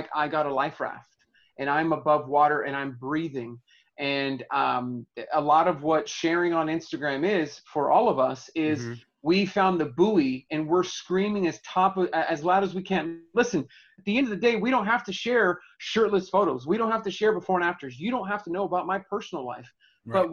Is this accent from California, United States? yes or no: yes; Inglewood, California, United States; I grew up in Southern California, Inglewood